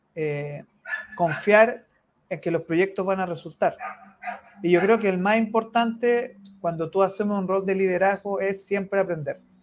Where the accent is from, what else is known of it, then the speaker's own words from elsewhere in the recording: Chile; los chilenos somos latinos